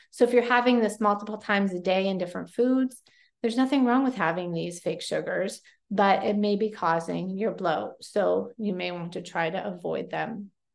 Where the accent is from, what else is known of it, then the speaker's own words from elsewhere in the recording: Pennsylvania, United States; Yes, I say pop. I am from Pennsylvania